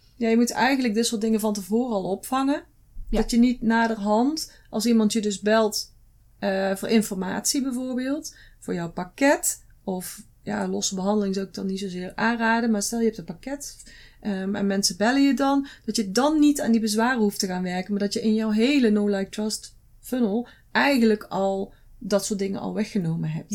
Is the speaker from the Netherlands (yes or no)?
yes; Netherlands; wij zijn als Nederlanders